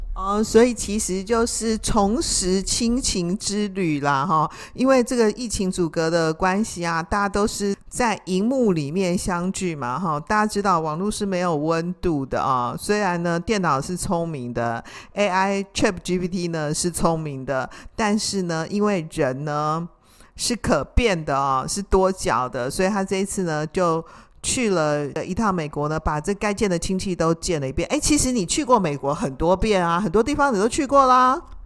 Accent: Taiwan; 那我们台湾人，以我来说，我连换个灯泡我都没办法换

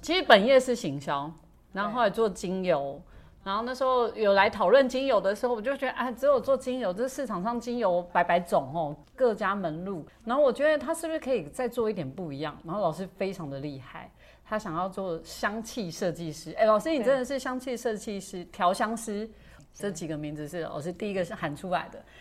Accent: Keelung, Taiwan; 我是基隆人嘛

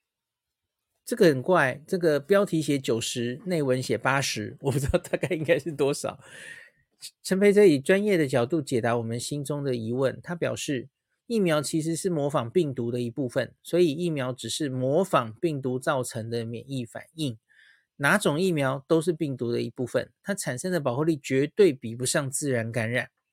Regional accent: Taiwan; 我们台湾人

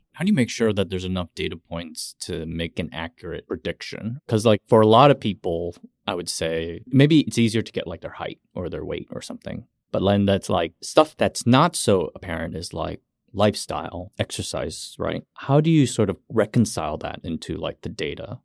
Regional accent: United States; I was born in the States and I was raised in the States

